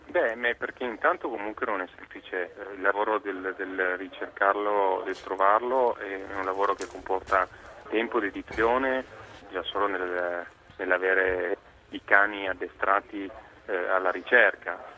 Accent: Piedmont, Italy; sono da sempre un, sono piemontese

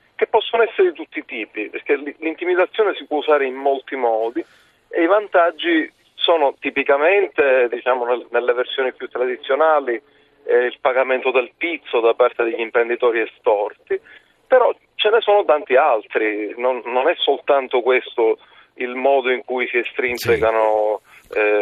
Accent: Sicily, Italy; lo dico da siciliano

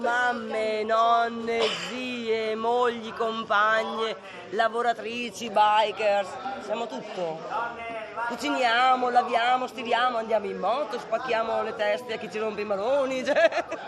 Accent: Padua, Veneto, Italy; Frequentando tutto l'ambiente comunque che era in Veneto perché io sono di Padova

